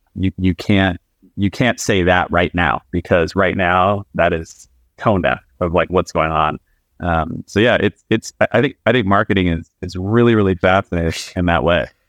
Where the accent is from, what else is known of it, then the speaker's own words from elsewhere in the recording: Alaska, United States; I grew up in Alaska, so I grew up in a very like remote town in Alaska